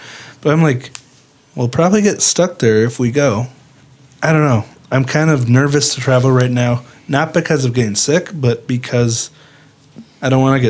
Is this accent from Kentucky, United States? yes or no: no; Bay Shore, New York, United States; born there; I was born in Bayshore, New York, a couple years after this happened.